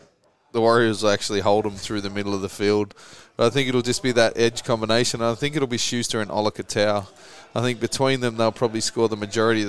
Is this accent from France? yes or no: no; Australia; being Australian, it sways me towards Kambosos